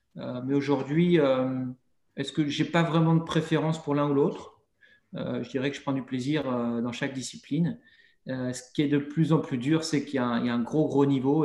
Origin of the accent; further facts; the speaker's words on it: Montmorillon, Nouvelle-Aquitaine, France; moved away as an adult; now in United States; chez moi, à Montmorillon.